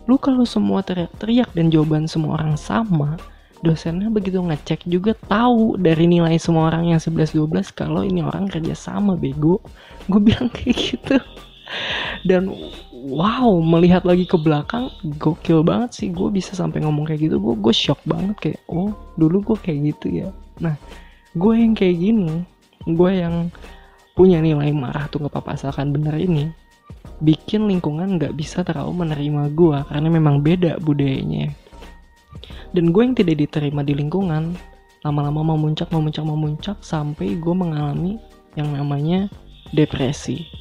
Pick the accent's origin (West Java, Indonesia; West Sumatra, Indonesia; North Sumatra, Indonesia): West Java, Indonesia; Bandung; moved away as an adult; now in Surakarta, Indonesia; Gue kuliah di Solo nih, sedangkan gue aslinya adalah dari Bandung. Seumur hidup gue habiskan di Bandung sampai SMA, dan gue tinggal di lingkungan yang homogen.